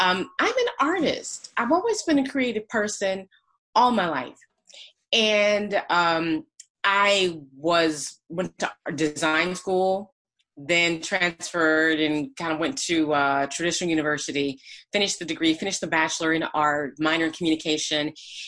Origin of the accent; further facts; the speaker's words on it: Flint, Michigan, United States; Flint, Michigan.